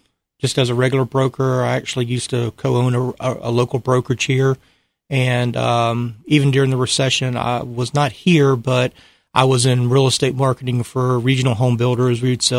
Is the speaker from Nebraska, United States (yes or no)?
no; Atlanta, Georgia, United States; moved away as an adult; Yes, I'm originally from Atlanta or a couple hours south of there, but I moved up here originally in 2004.